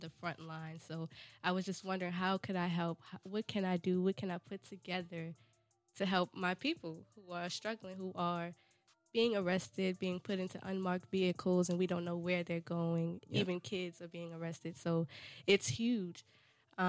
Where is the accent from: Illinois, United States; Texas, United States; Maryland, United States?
Maryland, United States; Baltimore; Born and raised in Baltimore, Maryland